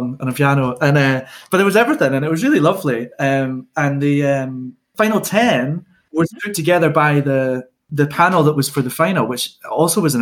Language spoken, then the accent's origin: English; Scotland, United Kingdom; we're all Scottish